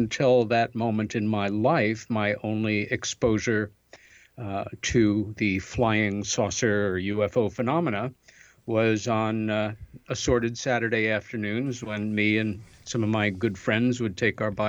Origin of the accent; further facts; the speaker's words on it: Long Island, New York, United States; our folks moved us out to Long Island and a very pretty little village out there